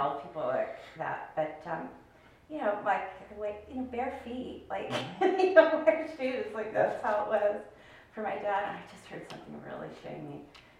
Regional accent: Sacramento, California, United States; Well, I was born in Sacramento, California.

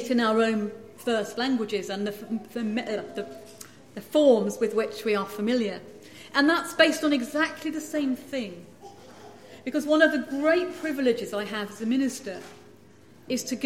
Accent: England, United Kingdom; moved away as an adult; now in Scotland; I grew up in England

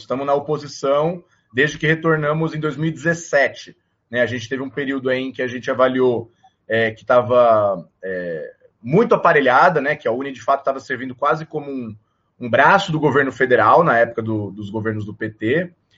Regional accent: São Paulo, Brazil; Eu sou nascido em São Paulo, capital.

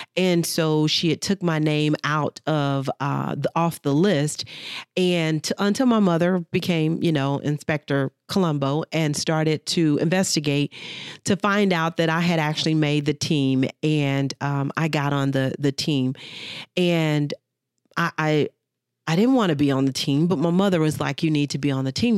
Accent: Dallas, Texas, United States; I grew up, born and raised in Dallas, Texas

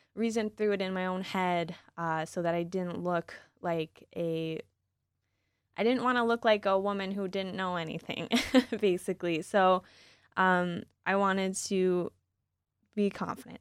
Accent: East Lansing, Michigan, United States; I grew up in East Lansing

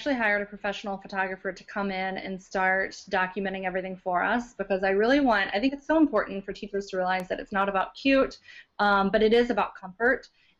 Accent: Louisiana, United States; also born or lived in Philippines / Calumet, Michigan / Biloxi, Mississippi; now in Michigan, United States; I actually grew up in Louisiana. I moved around a lot. So I was born in the Philippines, then moved to the UP of Michigan, actually, in Calumet. Then down to Biloxi, Mississippi, and then I lived all over in Louisiana

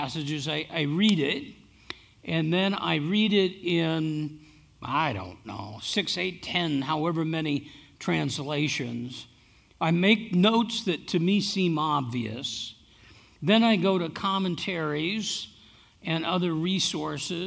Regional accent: Iowa, United States; now in Gilbert, United States; I'm from Iowa.

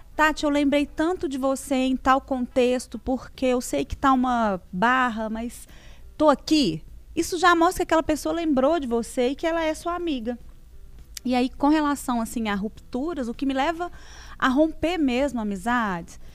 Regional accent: São João del Rei, Minas Gerais, Brazil; moved away as an adult; now in Belo Horizonte, Brazil; eu sou de São João Del Rey. moro em Belo Horizonte

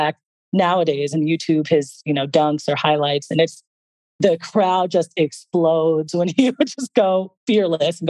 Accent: Los Angeles, California, United States; also born or lived in Italy / San Francisco; I was born and raised in Los Angeles

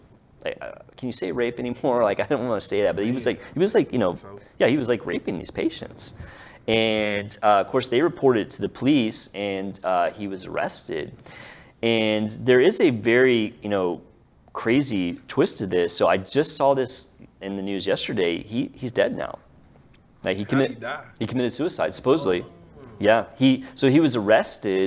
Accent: Dallas, Texas, United States; we're all from here

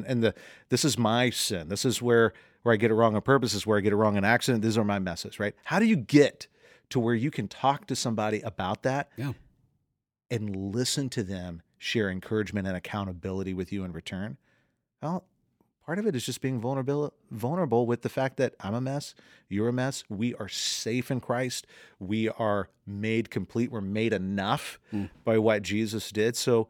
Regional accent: Southern United States, United States; accent: Southern; I'm from the fried chicken south. {S2} Mercy. Bless {S1} you. I am from the deep south. If you ever listened to my mom talk, my brother talk, you'd be like, yes.

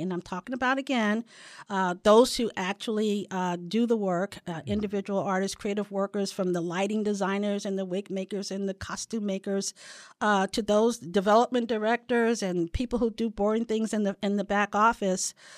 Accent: St. Louis, Missouri, United States; now in San Diego, United States; ran uh, an organization in St. Louis back in my hometown

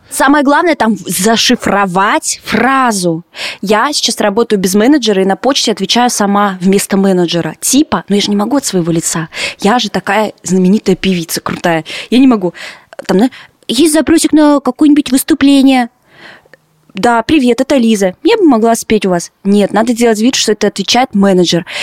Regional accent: Yekaterinburg, Sverdlovsk Oblast, Russia; moved away as an adult; now in Lithuania; в своем родном Екатеринбурге

